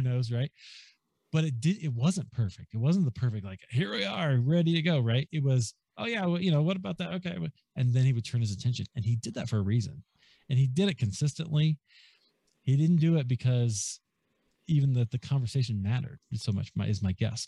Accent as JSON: {"language": "English", "town": "Des Moines", "region": "Iowa", "country": "United States", "tie": "born or raised there", "also_born_or_lived": "Chicago", "moved": "as an adult", "said": "I grew up in Des Moines, Iowa"}